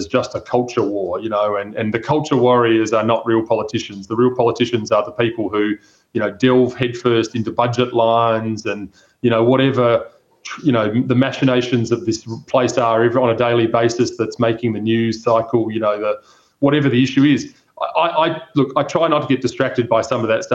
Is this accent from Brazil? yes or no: no; South Australia, Australia; my home state of South Australia